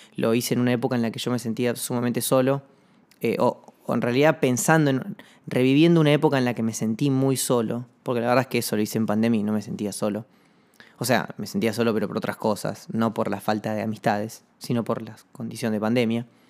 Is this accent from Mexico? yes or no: no; Comodoro Rivadavia, Chubut, Argentina; yo soy de Comodoro Rivadavia